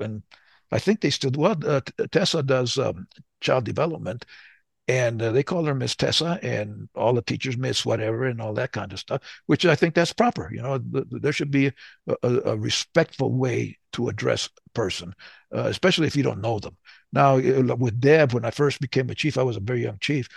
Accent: Southern New Mexico, United States; moved away; also born or lived in the South / California; I'm from Southern New Mexico. So we were brought up in the Southern way

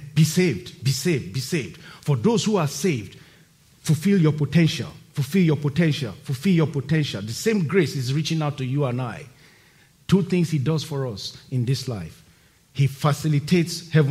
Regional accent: Nigeria; moved away as an adult; my home country, Nigeria. Now, when I'm going home to Nigeria and I get to the airport and I'm about to cross immigration, like every other person who lives there and was born there like me

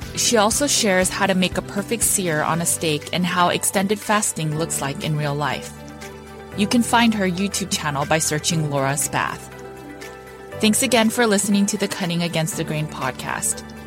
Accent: California, United States; I grew up in California

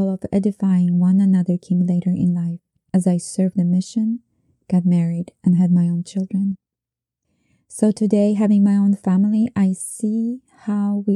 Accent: Poland; moved away; Growing up in Poland during communism

